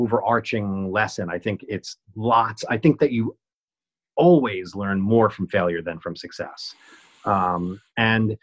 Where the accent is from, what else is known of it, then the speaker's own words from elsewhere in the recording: Dumont, New Jersey, United States; now in Brooklyn, United States; growing up in Dumont contributed to that thick skin